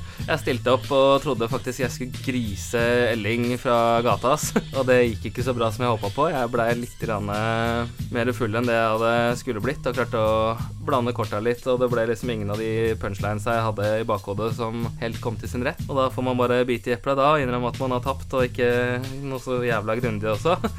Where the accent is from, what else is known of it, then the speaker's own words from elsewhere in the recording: Drøbak, Akershus, Norway; jeg kommer fra Drøbak